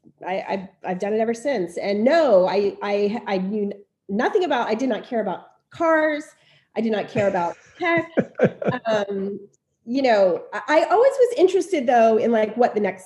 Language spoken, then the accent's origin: English; Ocala, Florida, United States; moved away as an adult; also born or lived in Miami / Cincinnati / Boston / Philadelphia; now in Newport, United States; I'm from Ocala, Florida. I was born in Miami, but I grew up mostly in Ocala, and I left Ocala when I was 20 years old